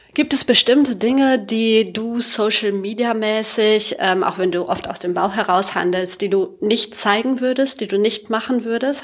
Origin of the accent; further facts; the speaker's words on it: Sauerland, North Rhine-Westphalia, Germany; moved away; Wir kommen alle aus dem Sauerland